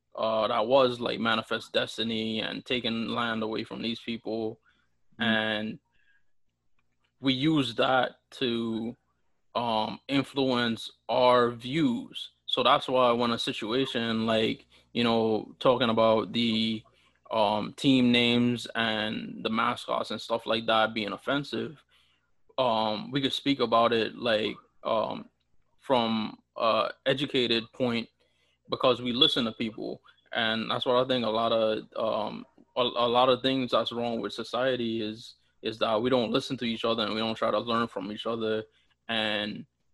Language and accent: English; U.S. Virgin Islands; now in United States; especially when I moved to the States. Oh, where are you from? And stuff like that. And people would always, like, assume that people from the Virgin Islands looked like me